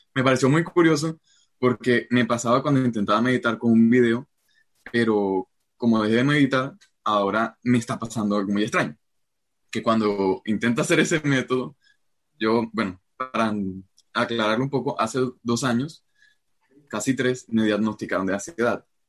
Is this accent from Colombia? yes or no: yes; Colombia; soy de Colombia